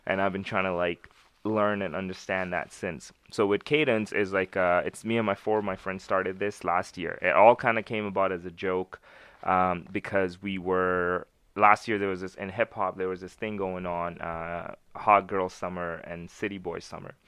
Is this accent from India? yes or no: no; Winnipeg, Manitoba, Canada; also born or lived in Pakistan; I grew up in Winnipeg.